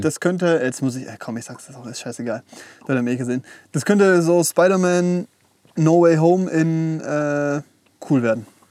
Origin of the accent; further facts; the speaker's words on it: Esslingen, Baden-Württemberg, Germany; bei uns in Esslingen